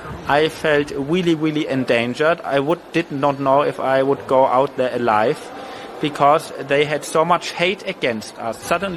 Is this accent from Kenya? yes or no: no; Germany; English is a second language; we are tourists, that we are from Germany, we are both not Jewish